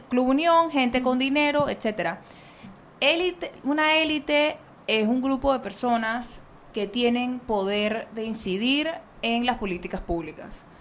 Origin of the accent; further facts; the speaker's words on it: Panama; yo tengo por lo menos cinco generaciones en Panamá